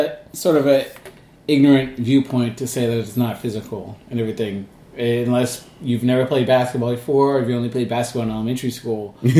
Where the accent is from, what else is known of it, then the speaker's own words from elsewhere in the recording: Bay Area, California, United States; now in New York, United States; I moved away from the Bay Area.